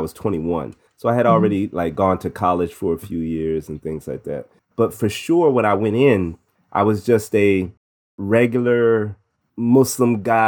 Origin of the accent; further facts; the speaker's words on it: Midwest, United States; also born or lived in New Jersey / Missouri / Illinois / Indiana; Born in New Jersey, but raised in the Midwest between Missouri, Illinois, and Indiana.